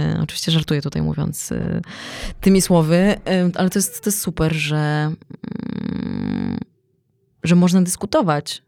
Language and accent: Polish; Poland; my jesteśmy z Polski